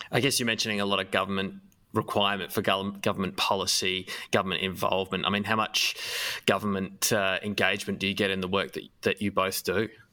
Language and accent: English; Adelaide, South Australia, Australia; I grew up in Adelaide